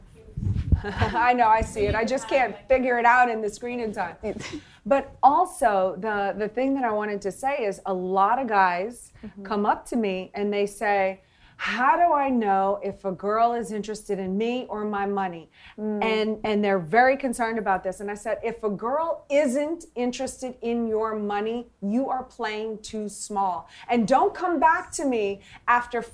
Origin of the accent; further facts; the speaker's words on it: New Orleans, Louisiana, United States; I'm from New Orleans